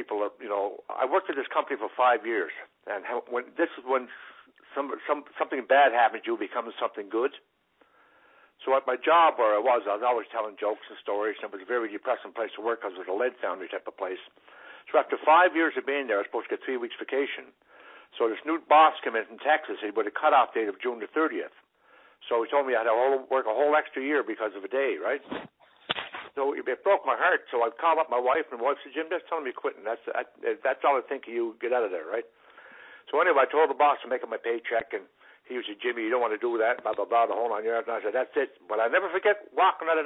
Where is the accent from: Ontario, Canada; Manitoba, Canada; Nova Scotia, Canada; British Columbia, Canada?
Nova Scotia, Canada; Cape Breton; also born or lived in Marystown, Newfoundland; I was born in Newfoundland and brought up in Cape Breton